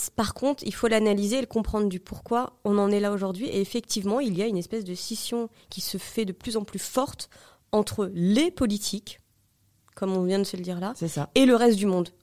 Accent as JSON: {"language": "French", "area": "Marie-George Buffet's constituency", "region": "Île-de-France", "country": "France", "tie": "born or raised there", "moved": "as an adult", "lives_now": "Paris, France", "said": "pourquoi pas retourner où t'as grandi"}